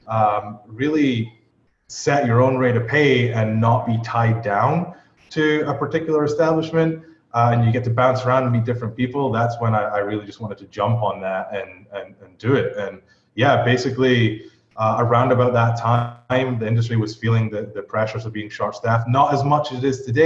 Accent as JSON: {"language": "English", "region": "Scotland", "country": "United Kingdom", "tie": "born or raised there", "moved": "as an adult", "said": "I'm from Scotland originally, so at age 16, we can leave school."}